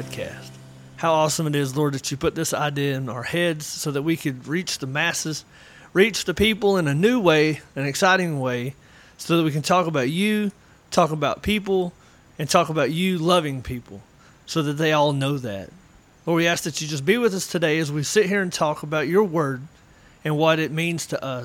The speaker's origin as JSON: {"language": "English", "country": "United States", "tie": "born or raised there", "also_born_or_lived": "North Georgia / Western North Carolina", "said": "I grew up in North Georgia, Western North Carolina"}